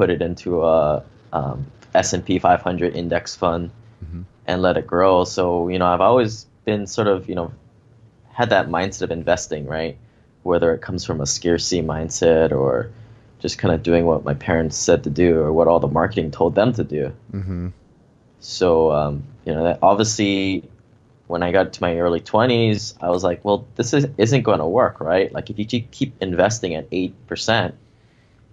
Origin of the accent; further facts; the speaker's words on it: Hawaii, United States; moved away as an adult; also born or lived in Seattle; I grew up here in Hawaii, but spent 14 years in Seattle investing up there.